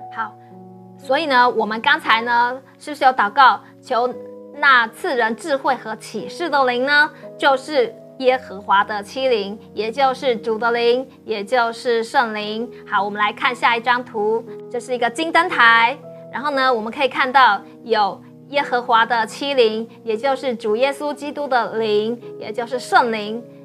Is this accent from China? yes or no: no; Taiwan; also born or lived in Sweden; 我们台湾人最喜欢是什么